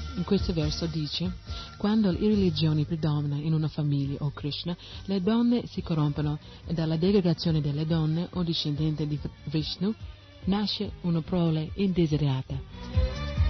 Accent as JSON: {"language": "Italian", "country": "United States", "tie": "born or raised there", "second_language": "Italian", "moved": "yes", "lives_now": "Italy", "said": "io sono nata negli Stati Uniti, ma non è come mi sono identificata, eh, così con quel paese"}